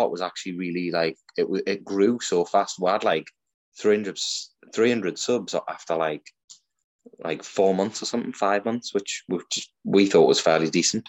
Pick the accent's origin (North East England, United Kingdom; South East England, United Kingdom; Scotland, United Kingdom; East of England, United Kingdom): North East England, United Kingdom; Newcastle upon Tyne; accent: Geordie; I'm from Newcastle